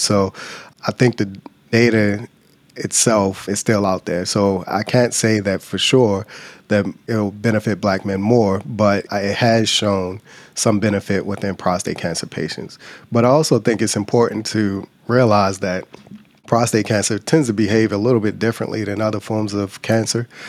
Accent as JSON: {"language": "English", "town": "Baltimore", "region": "Maryland", "country": "United States", "tie": "born or raised there", "also_born_or_lived": "Louisiana / Virginia / Michigan", "moved": "as an adult", "said": "Grew up in Baltimore, Maryland"}